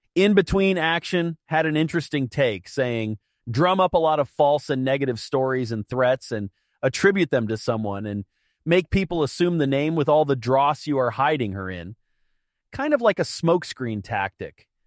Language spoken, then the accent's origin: English; United States; as an American